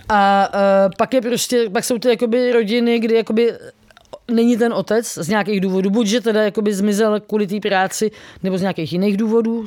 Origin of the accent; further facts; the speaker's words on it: Czechia; jsem z Česka